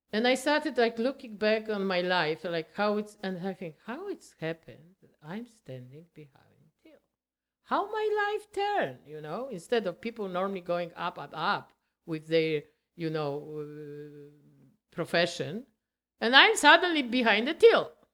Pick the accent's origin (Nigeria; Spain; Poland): Poland; English is a second language; moved away as an adult; now in Canada; we are from Poland